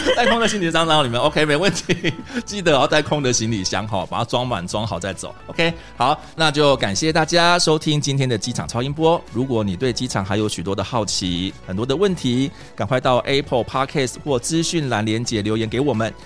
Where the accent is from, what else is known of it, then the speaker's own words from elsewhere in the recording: Taiwan; 我们台湾人